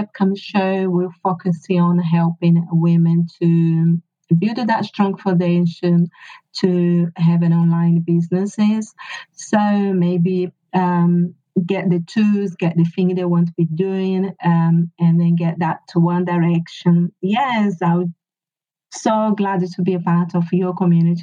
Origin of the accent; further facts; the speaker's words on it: Brazil; English is a second language; moved away as an adult; now in United Kingdom; I been in UK for 20 years. I'm originally from Brazil, and my husband is English